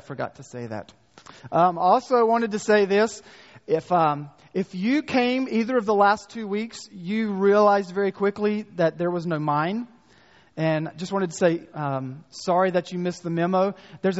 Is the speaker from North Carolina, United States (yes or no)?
yes; North Carolina, United States; accent: North Carolina; my North Carolina accent